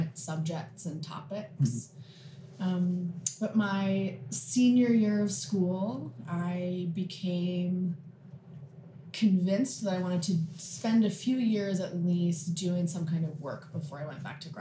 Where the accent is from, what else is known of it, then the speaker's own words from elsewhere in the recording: Salt Lake City, Utah, United States; moved away as an adult; also born or lived in Texas; now in Winston-Salem, United States; I grew up in Salt Lake